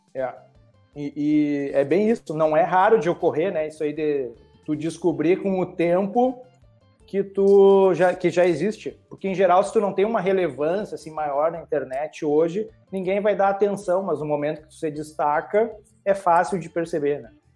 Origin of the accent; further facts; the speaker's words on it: Rio Grande do Sul, Brazil; eu sou do Rio Grande do Sul